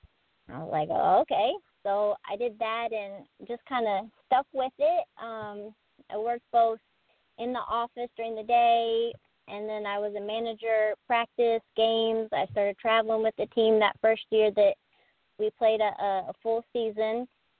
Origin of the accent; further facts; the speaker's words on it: Kenton, Ohio, United States; moved away as an adult; now in Springfield, Missouri, United States; I'm from a small, very small rural town about 45 minutes northwest of Columbus. It's called Kenton. It's not much around, a lot of cows and a lot of corn, but about 45 minutes northwest of Columbus.